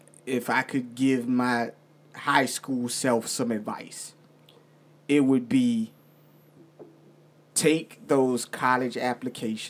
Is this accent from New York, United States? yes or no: no; Virginia, United States; I'm from Virginia